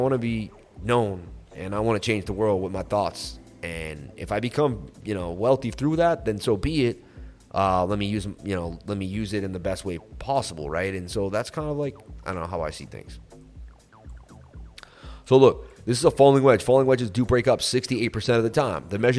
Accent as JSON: {"language": "English", "region": "Oklahoma", "country": "United States", "said": "I'm from Oklahoma, so please talk slowly."}